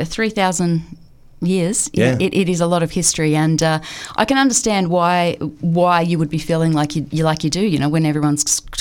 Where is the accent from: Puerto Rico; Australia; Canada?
Canada; It is, as a Canadian, it is a very happy Halloween.